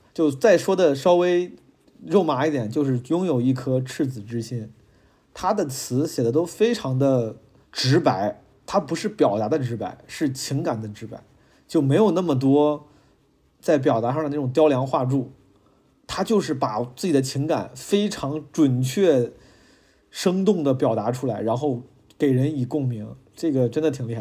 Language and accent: Chinese; Zhengzhou, Henan, China; moved away as an adult; also born or lived in Shanghai / Beijing; 我从十八岁离开郑州之后，就一直，我的家乡，离开了家之后，就，就一直，其实就是客居在外